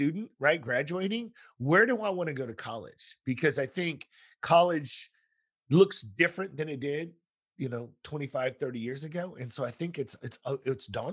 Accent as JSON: {"language": "English", "region": "Texas", "country": "United States", "said": "I'm from Texas."}